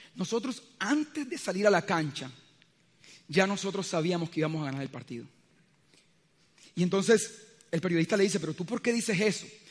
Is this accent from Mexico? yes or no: no; Colombia; el solo hecho de vivir en este país